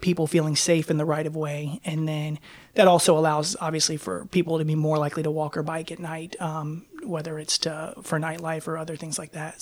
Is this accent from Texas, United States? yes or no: no; Raleigh, North Carolina, United States; moved away as an adult; also born or lived in Turkey; now in Portland, United States; around Raleigh, North Carolina, my hometown